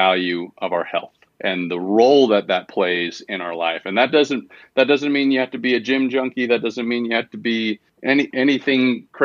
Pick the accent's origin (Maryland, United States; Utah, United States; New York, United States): Utah, United States; Heber City; now in Hooper, United States; born and raised in Utah, grew up in a small town.